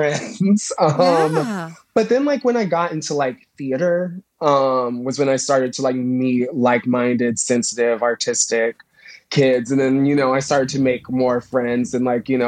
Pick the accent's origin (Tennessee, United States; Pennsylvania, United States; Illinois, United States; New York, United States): Illinois, United States; Plainfield; also born or lived in Indiana; Plainfield, Illinois. Yeah, it's like an hour and 10 minutes outside of Chicago